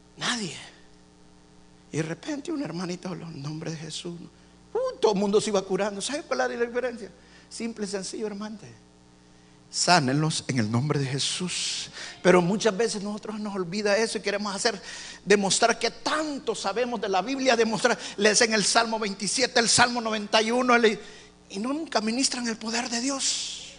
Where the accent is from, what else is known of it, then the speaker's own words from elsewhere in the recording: El Salvador; now in Houston, United States; En mi país